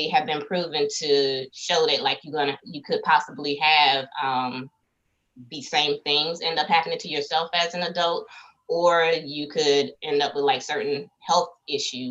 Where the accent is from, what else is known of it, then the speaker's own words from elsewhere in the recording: South Carolina, United States; I'm from South Carolina